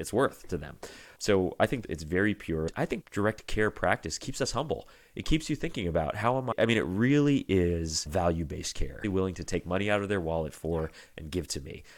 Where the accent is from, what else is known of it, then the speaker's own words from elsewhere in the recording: Virginia, United States; moved away as an adult; now in Michigan, United States; my home state, Virginia